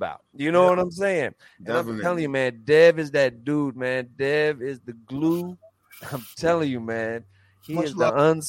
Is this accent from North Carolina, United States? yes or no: yes; North Carolina, United States; You know, I'm from North Carolina.